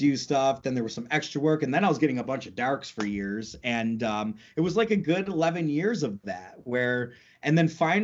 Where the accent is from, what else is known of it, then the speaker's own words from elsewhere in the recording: North Tonawanda, New York, United States; also born or lived in England; I'm from North Tonawanda, New York, Niagara Falls, actually, just like outside of, on the American side, of course